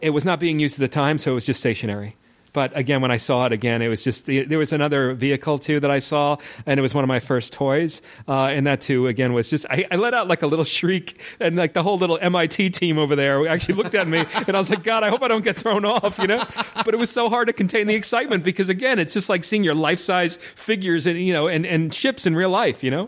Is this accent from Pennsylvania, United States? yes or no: no; New York, United States; I'm from New York